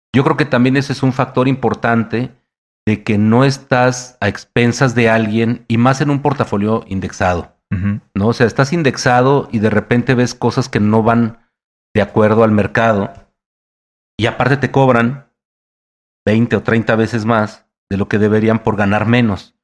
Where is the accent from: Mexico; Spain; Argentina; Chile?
Mexico; por ser mexicano